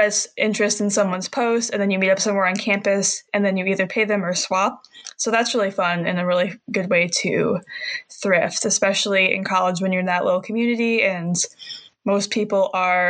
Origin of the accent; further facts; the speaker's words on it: Michigan, United States; I'm from a small town, and I go to college about an hour away from where I grew up, and I live in Michigan, so I'm in the Midwest